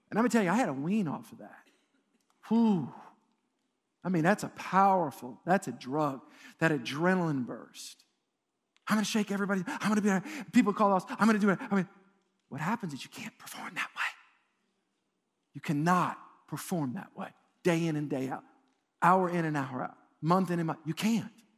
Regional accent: United States; as an American

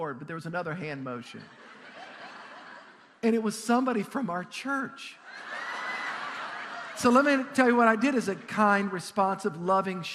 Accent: South Louisiana, United States; I grew up in South Louisiana

